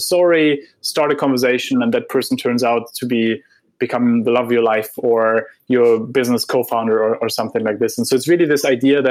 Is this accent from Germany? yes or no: yes; Heidelberg, Baden-Württemberg, Germany; moved away; I grew up in Heidelberg, where Goethe and Schiller wrote their poems